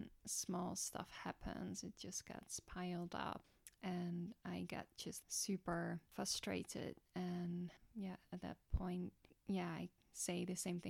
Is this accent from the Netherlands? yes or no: yes; Netherlands; I'm from Holland